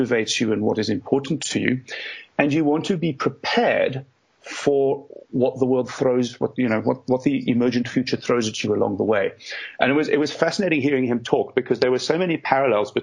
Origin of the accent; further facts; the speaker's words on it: South Africa; moved away as an adult; now in United Kingdom; I grew up in South Africa